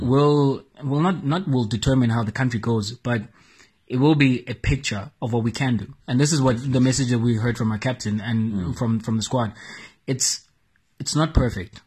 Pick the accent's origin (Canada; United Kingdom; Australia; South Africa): South Africa; as a South African nation